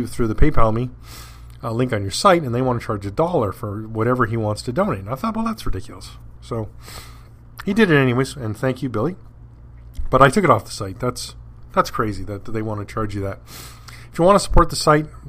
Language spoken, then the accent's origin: English; Canada; Being a Canadian